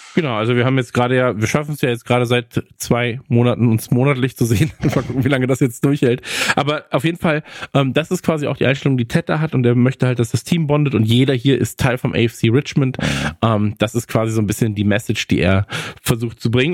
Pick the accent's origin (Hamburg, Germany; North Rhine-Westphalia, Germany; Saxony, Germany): North Rhine-Westphalia, Germany; now in Bavaria, Germany; bei uns in Nordrhein-Westfalen